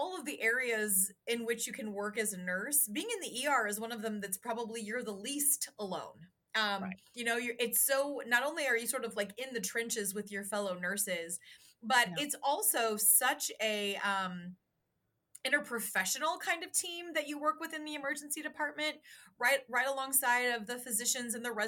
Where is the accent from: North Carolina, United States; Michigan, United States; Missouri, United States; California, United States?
Missouri, United States; Union; moved away as an adult; the small town that I'm from, Union, Missouri